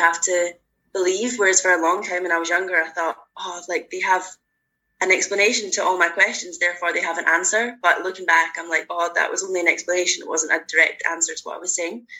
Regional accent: Glasgow, Scotland, United Kingdom; I'm 21 from Glasgow

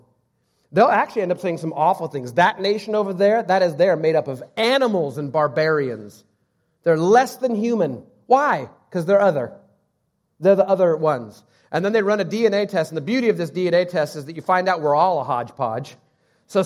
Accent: United States; I'm American, Swedish, Assemblies of God, non-sports fan, I am first Christian

